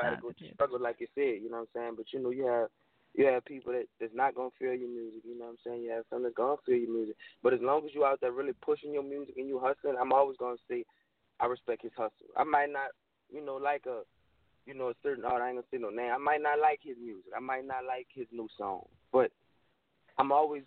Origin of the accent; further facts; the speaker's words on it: Louisiana, United States; I'm from Louisiana